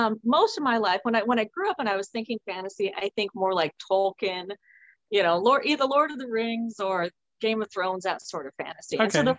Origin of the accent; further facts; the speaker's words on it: Midwest, United States; I'm from the Midwest.